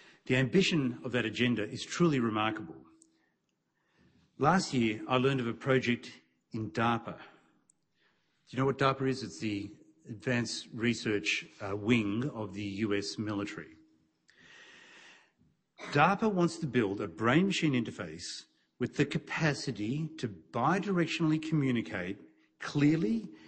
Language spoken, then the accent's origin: English; Melbourne, Victoria, Australia; my hometown of Melbourne